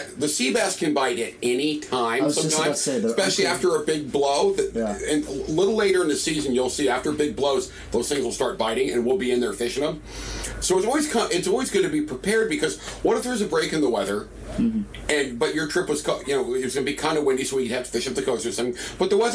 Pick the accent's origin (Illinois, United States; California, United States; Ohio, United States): California, United States; San Diego; moved away as an adult; now in Santa Barbara, United States; grew up in San Diego on the sport fishing boats down there.